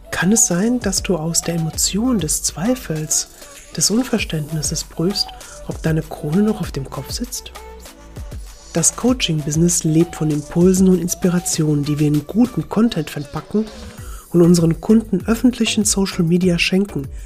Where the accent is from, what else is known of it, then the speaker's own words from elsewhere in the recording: Split, Split-Dalmatia County, Croatia; German is a second language; letzte Woche in Split in meiner Heimat gemacht habe